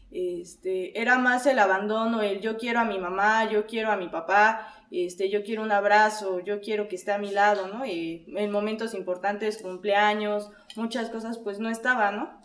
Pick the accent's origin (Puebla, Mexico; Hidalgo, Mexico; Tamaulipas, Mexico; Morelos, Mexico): Puebla, Mexico; soy de la ciudad de Puebla